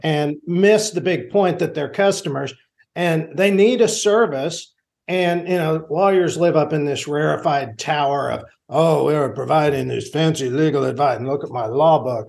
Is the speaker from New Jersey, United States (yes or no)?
no; Enid, Oklahoma, United States; also born or lived in Washington; I grew up here in Enid, and it's, so it's my hometown